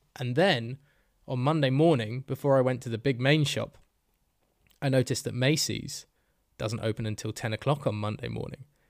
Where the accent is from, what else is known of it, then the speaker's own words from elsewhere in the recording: Bedford, East of England, United Kingdom; accent: Bedford; there were two people in that bar who recognized my accent because they were from bloody Bedford